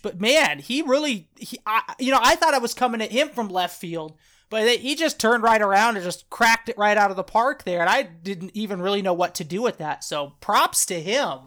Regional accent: Idaho, United States; Tyler and I come from Idaho

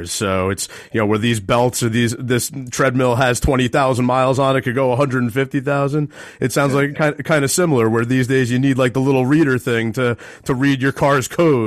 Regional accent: Manalapan, New Jersey, United States; my home state of New Jersey and my hometown, actually, of Manalapan

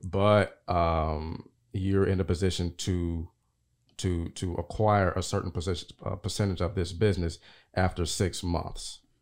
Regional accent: Nashville, Tennessee, United States; I'm from Nashville.

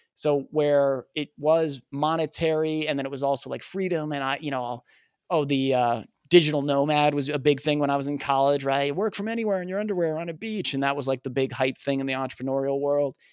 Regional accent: New Jersey, United States; growing up in Jersey

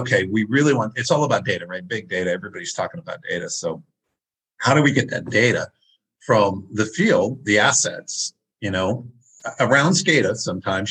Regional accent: Maine, United States; I'm from Maine

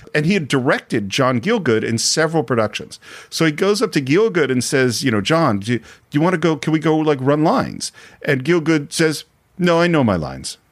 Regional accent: United States; as an American

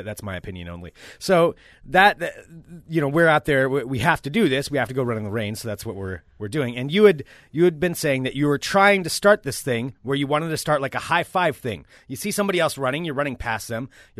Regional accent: Oregon, United States; I know I'm from Oregon.

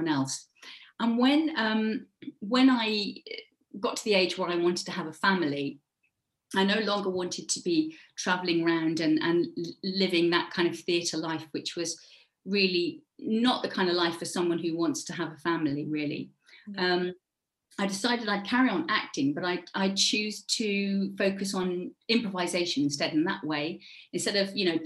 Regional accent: Devon, South West England, United Kingdom; moved away; also born or lived in Cornwall; I was born in Devon. So if any of you have ever been to the UK, it's the very furthest kind of, it's the sort of southwest of the UK. And I grew up there, and then I moved to Cornwall

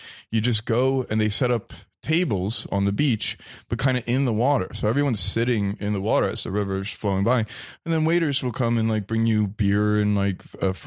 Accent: New Jersey, United States; moved away as an adult; also born or lived in New York; I grew up in New Jersey, about an hour train ride out of Manhattan.

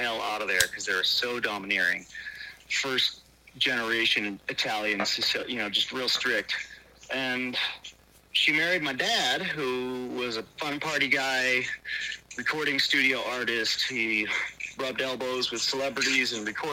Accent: Rochester, New York, United States; moved away as an adult; also born or lived in Colorado; I was born in Rochester, New York, in the inner city

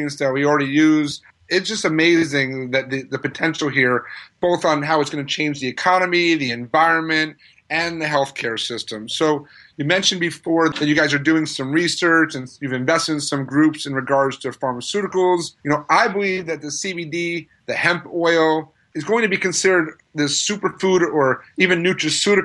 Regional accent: New York, United States; I'm being a New Yorker myself

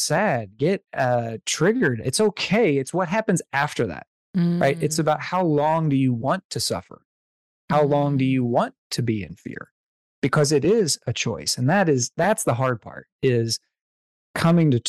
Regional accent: the South, United States; I'm from the South

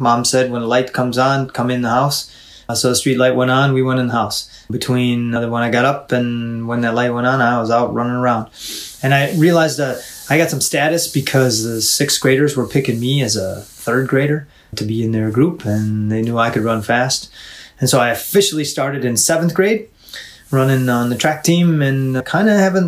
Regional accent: New York, United States; moved away as an adult; now in Illinois, United States; I'm from New York State

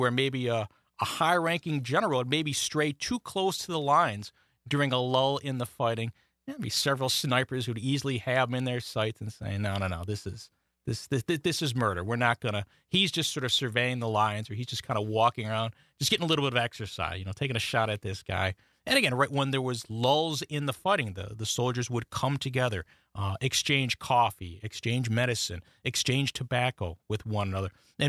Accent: the North, United States; And again, I'm from the North, sort of grew up maybe with certain expectations, but I spent a lot of time in Tennessee

